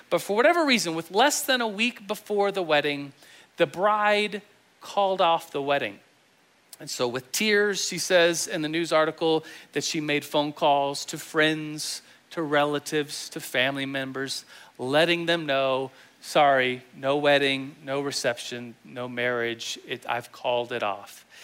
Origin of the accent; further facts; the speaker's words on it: Germany; And I, uh, I grew up in Germany. I was an Air Force kid. My dad's in the Air Force.